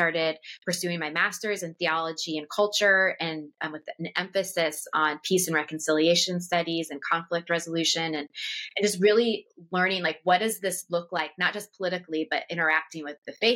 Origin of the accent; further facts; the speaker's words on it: just outside Washington, D.C., Northern Virginia, United States; moved away; I grew up just outside Washington, D.C. in Northern Virginia, and I was raised in a very political family.